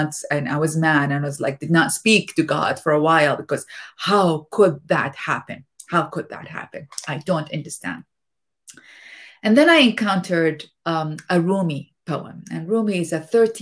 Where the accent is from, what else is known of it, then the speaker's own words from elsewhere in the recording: Iraq; moved away; as a youngster growing up in Iraq